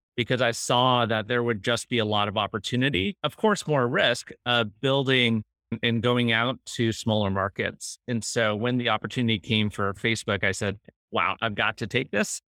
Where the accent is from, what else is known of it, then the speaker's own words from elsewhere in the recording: Cupertino, California, United States; moved away; growing up in the Valley